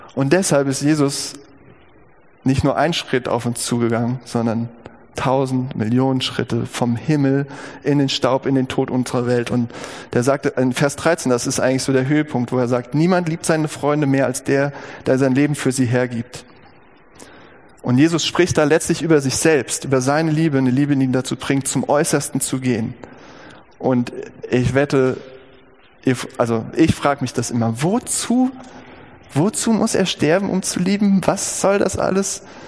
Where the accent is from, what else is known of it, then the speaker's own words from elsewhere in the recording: Gießen, Hesse, Germany; über dem Eingang der alten Chirurgie der Uniklinik Gießen, das ist mein Geburtsort